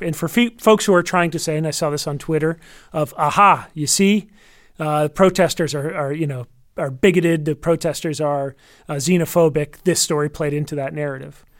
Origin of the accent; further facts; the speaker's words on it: United States; as an American